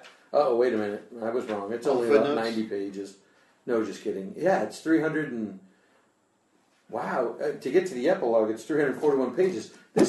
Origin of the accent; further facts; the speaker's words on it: Tucson, Arizona, United States; growing up in Tucson